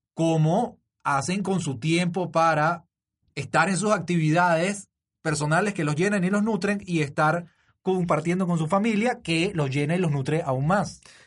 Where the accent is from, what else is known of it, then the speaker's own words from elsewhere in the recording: Venezuela; moved away as an adult; now in Panama; si mi acento me delata, soy venezolano, este, pero tengo cuatro años aquí.